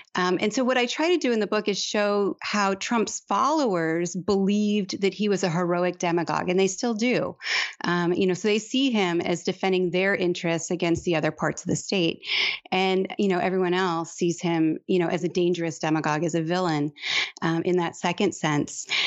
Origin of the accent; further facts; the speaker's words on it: Detroit, Michigan, United States; now in Texas, United States; I'm from Detroit, but my dad is from Malta